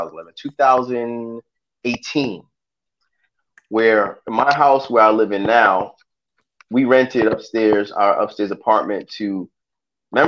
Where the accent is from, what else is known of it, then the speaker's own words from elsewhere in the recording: New York City, New York, United States; I was born in Brooklyn.